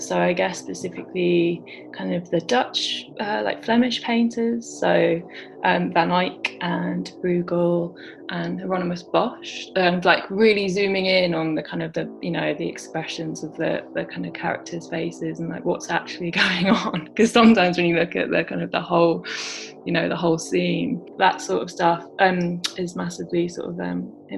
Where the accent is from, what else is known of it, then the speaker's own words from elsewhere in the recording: Brighton, South East England, United Kingdom; also born or lived in London; I grew up in London and then moved down to Brighton to the coast when I was 11 and sort of was a teenager here, went to school here.